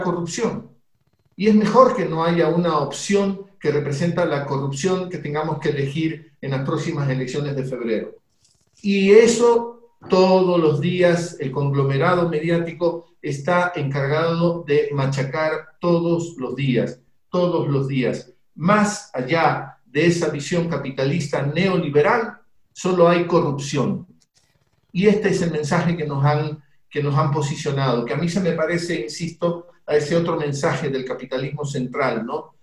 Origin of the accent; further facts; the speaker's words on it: Guayaquil, Guayas, Ecuador; en Guayaquil, la ciudad mía, yo soy guayaquileño, una ciudad muy grande en el Ecuador